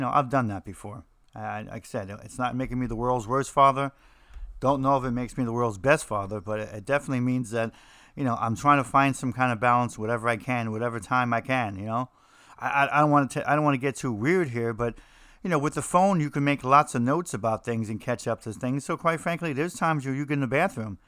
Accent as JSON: {"language": "English", "region": "New Jersey", "country": "United States", "said": "I'm from New Jersey"}